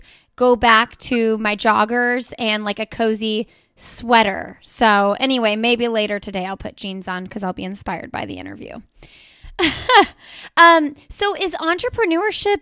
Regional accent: Indiana, United States; now in North Carolina, United States; I'm from Indiana and we recently moved to North Carolina

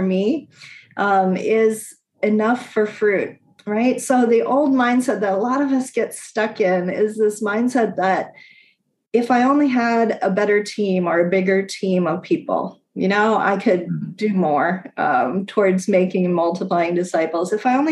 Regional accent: United States; moved away

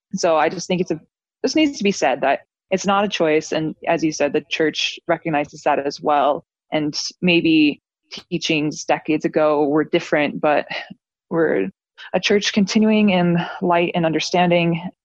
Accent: St. George, Utah, United States; I grew up in St. George in a fam- big family member for my whole life

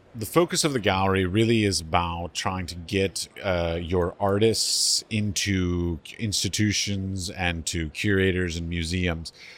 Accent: United States; as an ignorant American

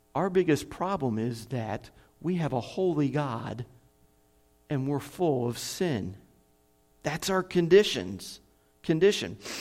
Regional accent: United States; moved away as an adult; now in Kherson, Ukraine; I'm an American

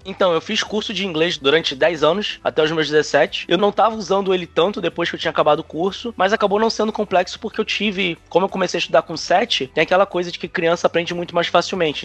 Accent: Rio de Janeiro, Brazil; moved away as an adult; now in Prague, Czech Republic; sou do Rio

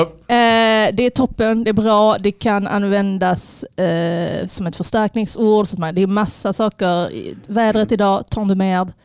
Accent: Sweden; Jag är född i Sverige. Mina föräldrar har velat att jag pratar fin, fin svenska, fin franska.

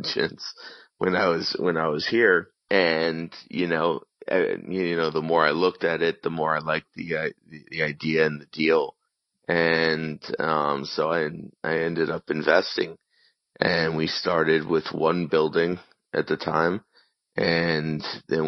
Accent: Miami, Florida, United States; I grew up in Miami, Florida

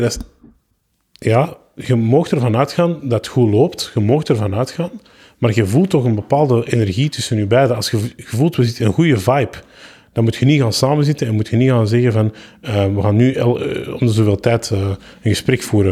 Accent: Antwerp, Flanders, Belgium; also born or lived in Kempen; ik ben van Antwerpen.

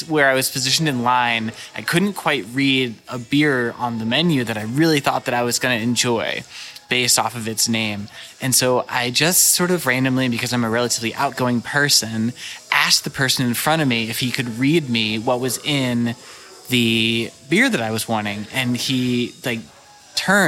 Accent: St. Louis, Missouri, United States; also born or lived in Walnut Hills, Cincinnati, Ohio; now in Cincinnati, United States; I grew up in St. Louis, so I'm very familiar with Schlafly and all of those really wonderful breweries, but I don't get to go there very much because I don't live there anymore.

